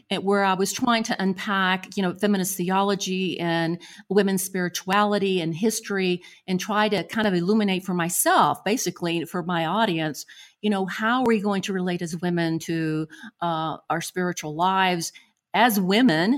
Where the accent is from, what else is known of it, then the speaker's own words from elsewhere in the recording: Buenos Aires, Argentina; moved away; I was born in Buenos Aires, Argentina